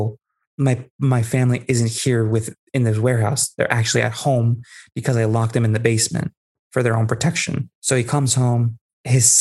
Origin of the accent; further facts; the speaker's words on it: Bay Area, California, United States; I'm from the Bay Area specifically.